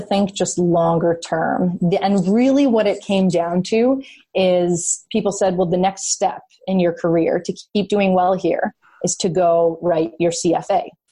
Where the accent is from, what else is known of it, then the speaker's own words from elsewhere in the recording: just outside of Toronto, Ontario, Canada; I grew up just outside of Toronto, so I grew up Canadian.